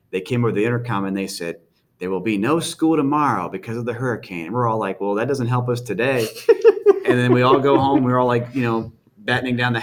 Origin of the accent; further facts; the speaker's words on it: Jacksonville, Florida, United States; also born or lived in Virginia Beach, Virginia; now in Virginia, United States; I grew up in Jacksonville, Florida, and then lived in Virginia Beach after that.